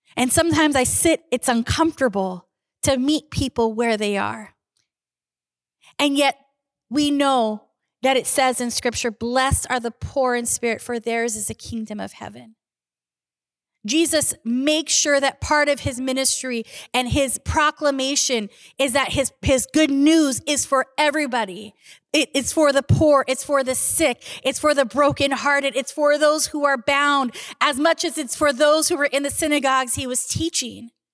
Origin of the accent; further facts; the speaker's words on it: Southern California, United States; moved away; I grew up in Southern California